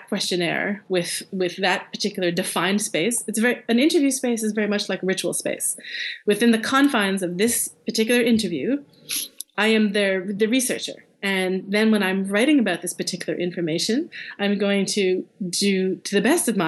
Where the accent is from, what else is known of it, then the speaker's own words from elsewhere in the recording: Canada; as a Canadian